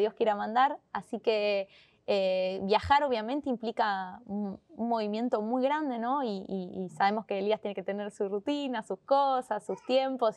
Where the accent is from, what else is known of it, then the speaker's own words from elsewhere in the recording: Argentina; los dos somos argentinos